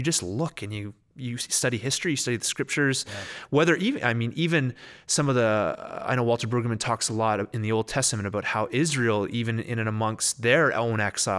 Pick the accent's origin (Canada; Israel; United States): Canada; I mean, obviously we're Canadian, but there's a whole culture in the States that has Christianity as its worldview